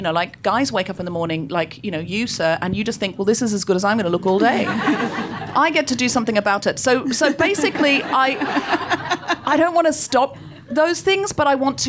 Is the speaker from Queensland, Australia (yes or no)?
yes; Gold Coast, Queensland, Australia; I grew up on the Gold Coast. I know I don't sound especially Australian, but I read a lot of Enid Blyton as a child, and I picked up the accent from the books.